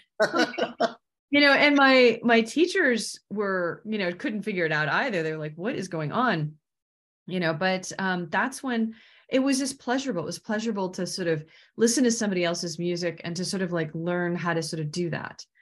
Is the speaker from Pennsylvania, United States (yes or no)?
no; Washington, United States; I grew up in Washington